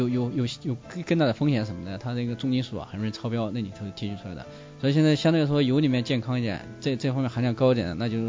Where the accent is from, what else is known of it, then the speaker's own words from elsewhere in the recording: China; 其实我们中国人喜欢